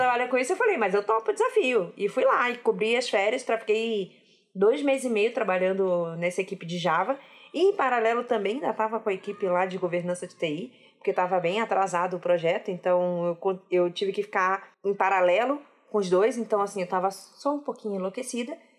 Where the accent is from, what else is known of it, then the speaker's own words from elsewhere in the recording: Rio de Janeiro, Brazil; eu sou carioca e não dá para esconder isso